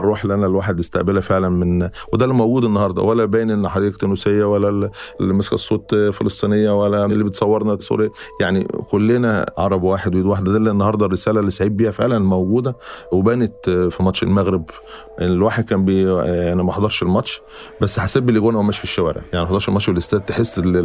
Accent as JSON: {"language": "Arabic", "country": "Egypt", "said": "احنا ك مصريين"}